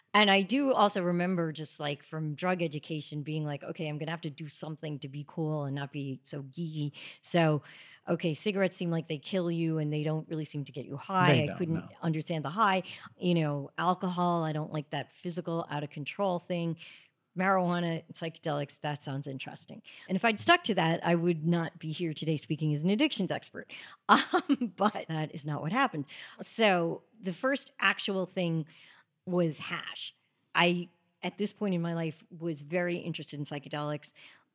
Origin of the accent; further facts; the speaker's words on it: Greenwood Lake, New York, United States; So I was born here in the city, but then when I was six, we moved upstate, about an hour upstate, to a town called Greenwood Lake